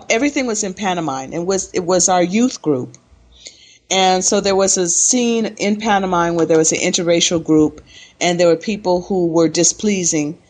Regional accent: Los Angeles, California, United States; moved away as an adult; also born or lived in Chicago / Belize / Jamaica / Costa Rica; I was born in Chicago, and I lived in Chicago until I was 10 years old. And then in 1963, when I was 10, we moved to Los Angeles. And Los Angeles is actually a place where I consider my hometown.

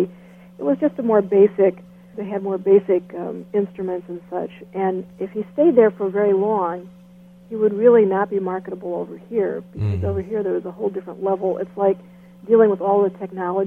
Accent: United States; also born or lived in Nigeria

